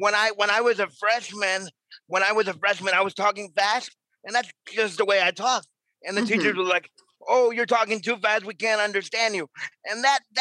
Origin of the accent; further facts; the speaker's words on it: New York, United States; moved away; I'm from New York originally.